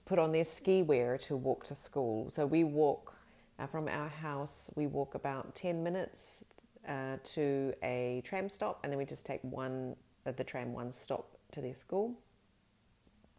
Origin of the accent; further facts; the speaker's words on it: Fiordland, Southland, New Zealand; now in Sweden; I grew up in Fiordland in New Zealand, which is, you know, a very sort of chilly part of New Zealand.